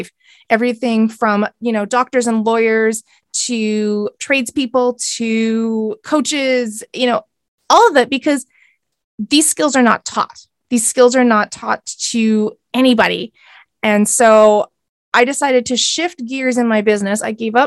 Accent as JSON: {"language": "English", "country": "Canada", "said": "I am a Canadian. So I live on the West Coast of Canada"}